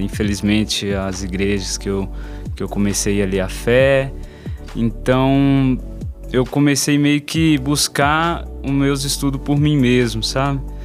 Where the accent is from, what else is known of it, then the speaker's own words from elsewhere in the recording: São Paulo, Brazil; moved away as an adult; now in Belo Horizonte, Brazil; sou de São é Paulo